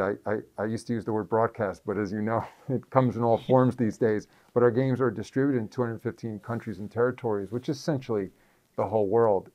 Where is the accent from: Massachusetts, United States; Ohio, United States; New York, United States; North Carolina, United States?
New York, United States; New York area, United States; growing up in the New York area at the time